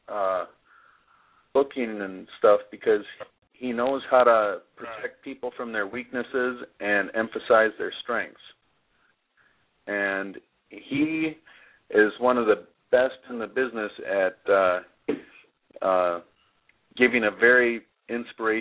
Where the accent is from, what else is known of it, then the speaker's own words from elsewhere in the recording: Saint Paul, Minnesota, United States; winning the ECW title in my hometown in St. Paul